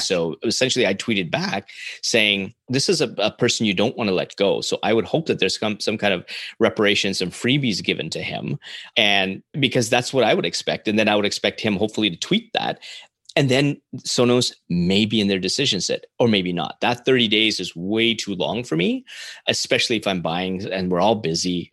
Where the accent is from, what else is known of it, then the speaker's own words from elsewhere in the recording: Canada; as a Canadian